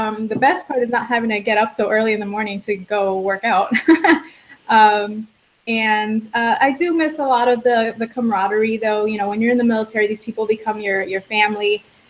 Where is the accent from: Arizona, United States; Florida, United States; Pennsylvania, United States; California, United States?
Florida, United States; Miami; I am originally from South Florida, born and raised, and I was in the military for a few years. I was able to travel around a lot because of that, and eventually I made my way back home to South Florida, to Miami